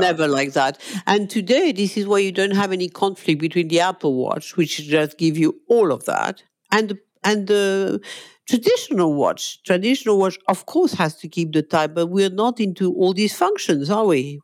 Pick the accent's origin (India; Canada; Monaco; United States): Monaco; moved away as an adult; now in London, United Kingdom; I'm a Monegasque, okay? I come from Monaco